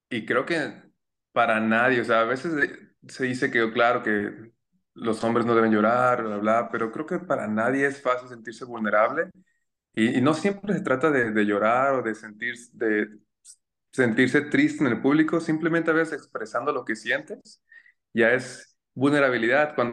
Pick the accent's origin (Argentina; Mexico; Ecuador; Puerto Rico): Mexico; Zamora, Michoacán; tengo 28 años, ah, soy nacido en Zamora, mi familia no es de aquí, mi mamá es de Chiapas, mi papá es de un pueblito que se llama Paracho, de las guitarras, y yo fui el primero que nació aquí en Zamora.